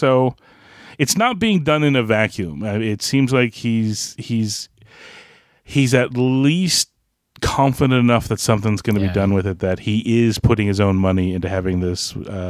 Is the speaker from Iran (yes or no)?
no; Canada; As a Canadian